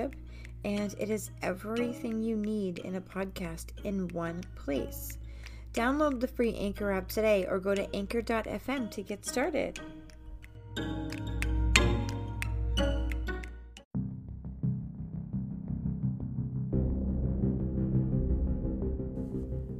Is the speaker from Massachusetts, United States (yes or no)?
yes; Massachusetts, United States; I am from Massachusetts